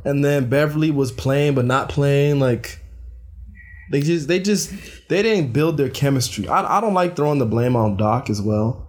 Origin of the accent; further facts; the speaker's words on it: United States; as an American citizen